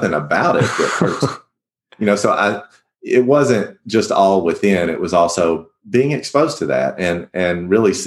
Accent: the South, United States; growing up in the Church of Christ in the South

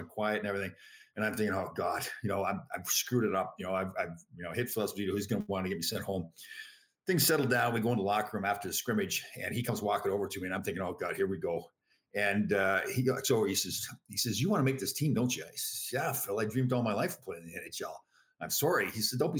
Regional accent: Toronto, Ontario, Canada; moved away as an adult; now in United States; Toronto, my hometown

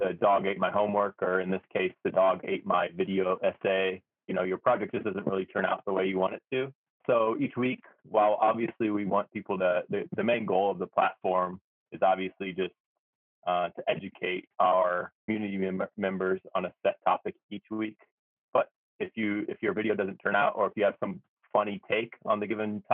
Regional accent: United States; moved away as an adult; also born or lived in Hawaii; now in Tokyo, Japan; I grew up in America

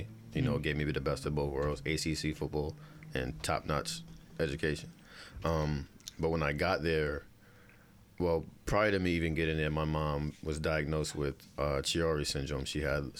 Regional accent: Bellport, New York, United States; I grew up in Bellport

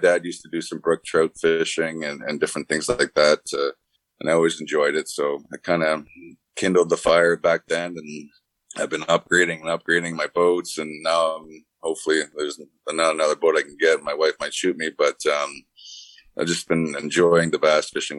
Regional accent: Canada; being Canadian

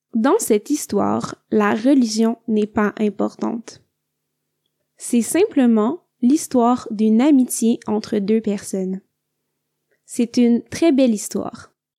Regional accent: Quebec, Canada; je viens du Québec.

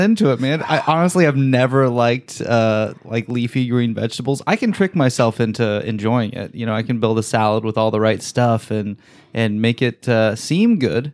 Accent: Salt Lake City, Utah, United States; growing up in Salt Lake, Mormonism is just present.

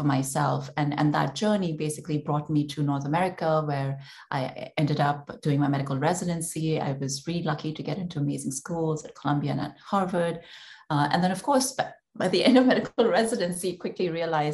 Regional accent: India; moved away; I grew up in India, and like every other Indian girl who did well in school

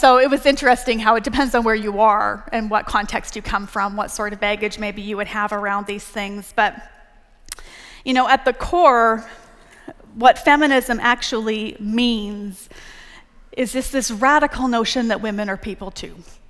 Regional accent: Canada; moved away as an adult; also born or lived in Texas; now in United States; I'm Canadian

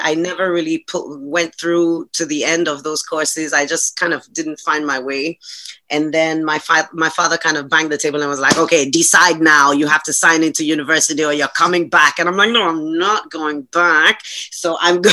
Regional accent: Accra, Greater Accra, Ghana; moved away as an adult; now in Hungary; my immediate childhood and my my my growing up was all done in Accra

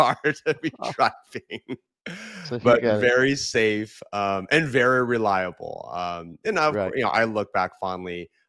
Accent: California, United States; when I was growing up in California.

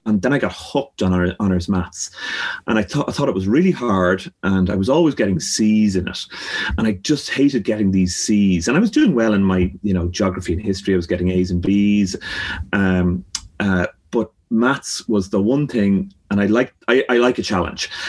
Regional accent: Dublin, Leinster, Ireland; growing up in Clontarf, we have a bird sanctuary beside us.

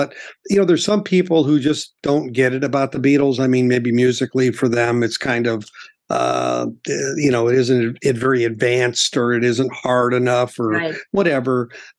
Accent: Illinois, United States; because the big radio stations where I grew up were in Chicago.

